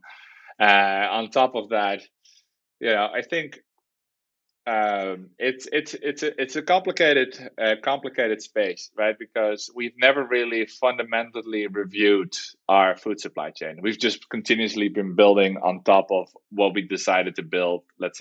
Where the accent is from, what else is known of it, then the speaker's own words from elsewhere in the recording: Netherlands; moved away as an adult; now in San Diego, United States; we're from the Netherlands. We moved to the United States about 4 years ago to start Plantible.